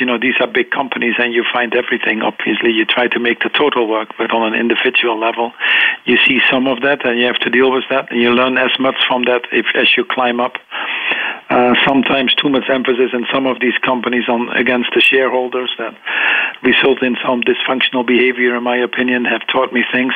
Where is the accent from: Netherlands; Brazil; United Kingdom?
Netherlands; eastern Netherlands; I grew up in the Netherlands, on the uh, eastern part of the Netherlands